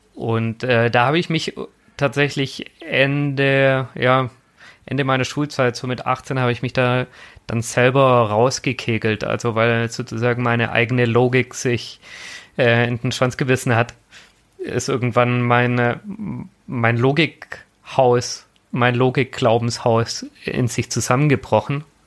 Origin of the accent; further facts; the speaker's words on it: a Swabian village, Germany; grundsätzlich bin ich in einer sehr eher aktiven Landeskirche groß geworden. Also es war halt bei uns im schwäbischen Dorf